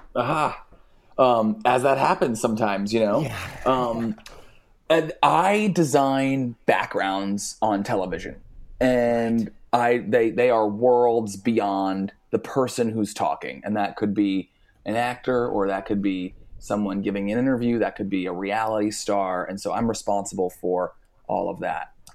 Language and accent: English; New Jersey, United States; now in Los Angeles, United States; I grew up in New Jersey. I live in Los Angeles now